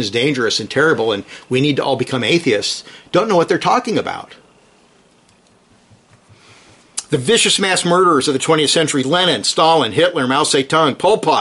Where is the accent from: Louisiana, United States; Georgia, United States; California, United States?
California, United States; San Jose; I'm from California